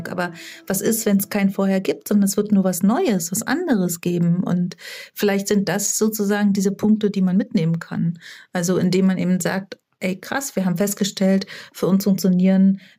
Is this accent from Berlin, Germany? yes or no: yes; Berlin, Germany; Ich bin in Berlin geboren und aufgewachsen